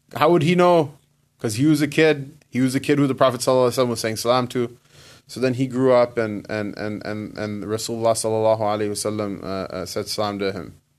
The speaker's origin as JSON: {"language": "English", "country": "United States", "tie": "born or raised there", "said": "I was born here. I'm not in, from Pakistan."}